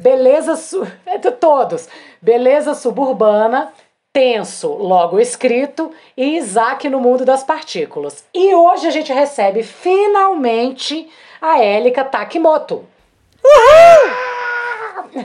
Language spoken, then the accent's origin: Portuguese; Brasília, Federal District, Brazil; tenho 42 anos, sou de Brasília